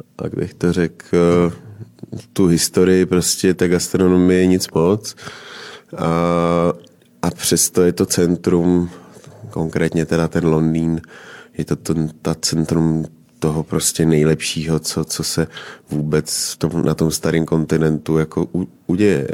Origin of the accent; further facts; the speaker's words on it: Moravia, Czechia; já pocházím z Moravy